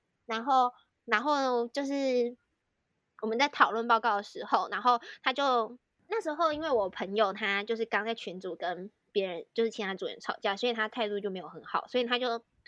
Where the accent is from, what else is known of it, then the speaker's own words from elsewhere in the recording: Taiwan; 然后我就说：“啊、哦，我是台湾人啊。”这样，然后我真的没有太觉得这句话有什么意思，我当下真的真的没有想到任何政治的东西。